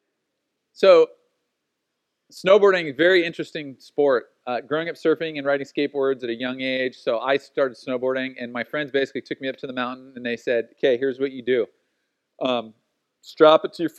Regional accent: Oceanside, California, United States; When I was a kid growing up, especially in Oceanside, like we grew up running around in Southern California

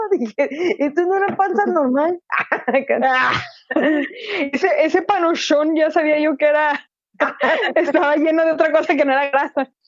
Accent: Mexico; son mexicanos, somos mexicanos

